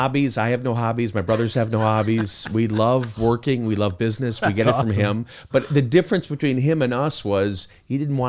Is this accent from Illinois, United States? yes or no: yes; Chicago, Illinois, United States; I grew up in Chicago. I got I'm the youngest of four brothers.